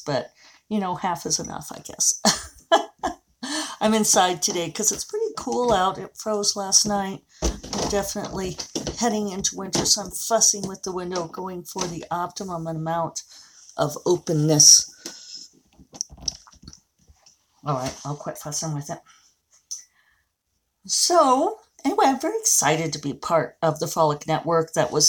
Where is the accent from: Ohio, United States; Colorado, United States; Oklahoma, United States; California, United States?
Colorado, United States; Denver; moved away; go up to Denver, which is my hometown.